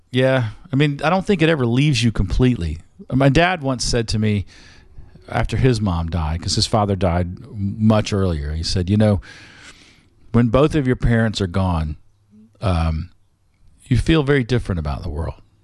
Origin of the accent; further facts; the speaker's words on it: the South, United States; as a Southerner